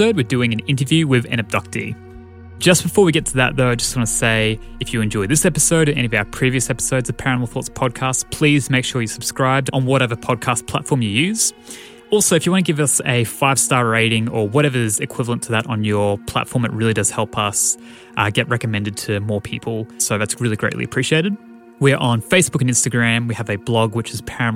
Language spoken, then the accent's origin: English; Australia; I'm also Australian